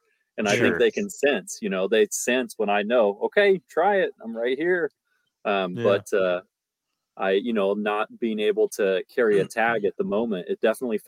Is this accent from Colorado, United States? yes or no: yes; Colorado, United States; now in Alaska, United States; I was born in Colorado